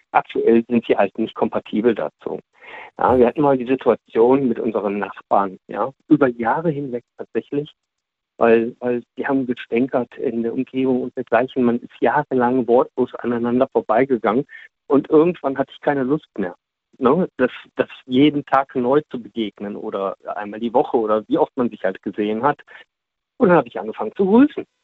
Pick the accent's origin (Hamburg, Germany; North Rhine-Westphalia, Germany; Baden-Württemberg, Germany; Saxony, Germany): North Rhine-Westphalia, Germany; Essen; ich sage ja, ich komme aus Essen ja, und äh, bin jetzt hier gerade an der Mosel.